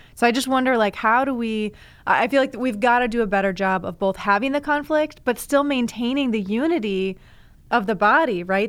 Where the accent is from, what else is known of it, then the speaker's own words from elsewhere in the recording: Ann Arbor, Michigan, United States; I'm from Ann Arbor